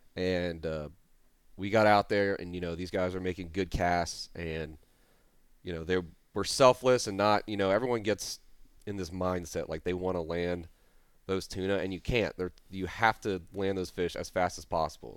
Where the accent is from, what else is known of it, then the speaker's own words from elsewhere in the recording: Jacksonville, Florida, United States; moved away as an adult; also born or lived in Tennessee / South Louisiana; I'm from Jacksonville, Florida